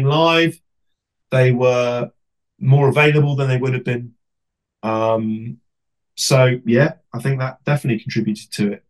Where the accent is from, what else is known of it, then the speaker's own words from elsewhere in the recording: England, United Kingdom; as an Englishman